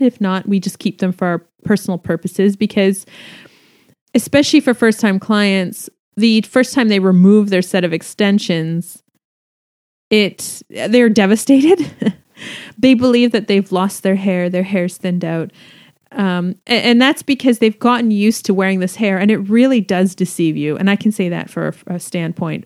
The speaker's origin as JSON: {"language": "English", "country": "Canada", "said": "I'm Canadian"}